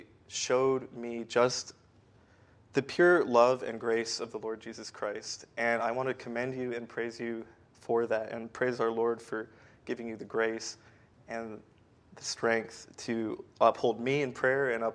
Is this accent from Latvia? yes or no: no; Greenville, South Carolina, United States; moved away as an adult; now in Be'er Sheva, Israel; I grew up here in Greenville